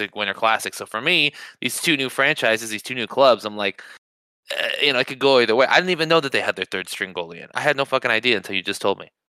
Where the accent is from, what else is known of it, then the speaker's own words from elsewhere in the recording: United States; being American